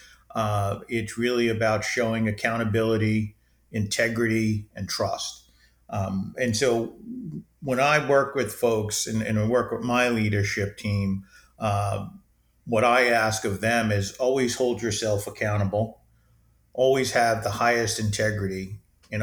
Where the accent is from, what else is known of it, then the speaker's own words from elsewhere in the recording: New York City, New York, United States; I grew up in New York City. I'm a New York City kid